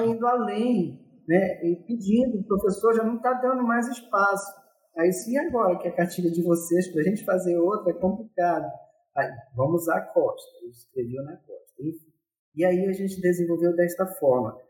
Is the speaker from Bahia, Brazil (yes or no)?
no; Bailique archipelago, Amapá, Brazil; now in Macapá, Brazil; o arquipélago do Pailique fica na foz do rio Amazonas. É, foi lá que eu nasci, lá que me criei